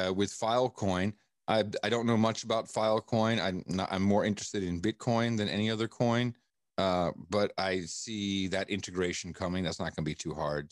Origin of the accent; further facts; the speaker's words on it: Amsterdam, North Holland, Netherlands; I grew up in Amsterdam